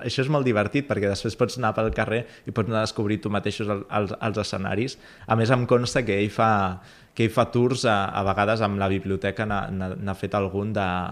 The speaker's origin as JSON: {"language": "Catalan", "town": "Cambrils", "region": "Catalonia", "country": "Spain", "said": "jo sóc de Cambrils"}